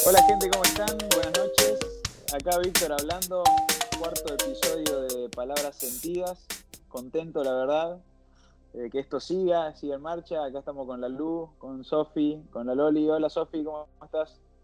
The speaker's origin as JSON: {"language": "Spanish", "country": "Argentina", "moved": "yes", "lives_now": "Barcelona, Spain"}